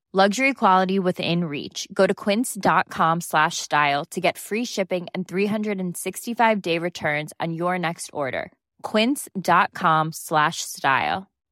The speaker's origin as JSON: {"language": "English", "town": "Sydney", "region": "New South Wales", "country": "Australia", "tie": "born or raised there", "moved": "as an adult", "lives_now": "California, United States", "said": "i grew up in bellevue hill you know eastern suburbs"}